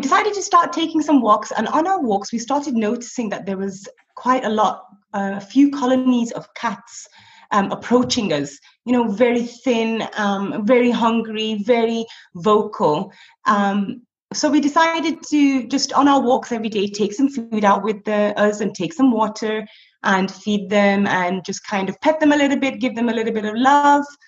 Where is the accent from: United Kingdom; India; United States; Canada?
United Kingdom; Blackburn, North West England; moved away as an adult; now in Abu Dhabi, United Arab Emirates; I'm originally from Blackburn in the northwest